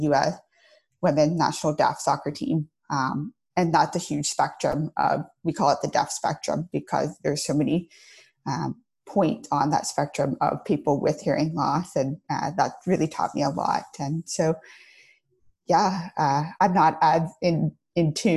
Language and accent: English; outside of Atlanta, Georgia, United States; moved away as an adult; now in Los Angeles, United States; I grew up outside of Atlanta, Georgia